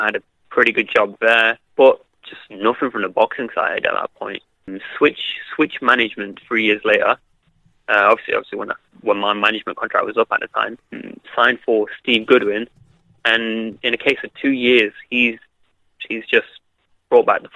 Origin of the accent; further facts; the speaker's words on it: Derby, East Midlands, United Kingdom; my hometown at Derby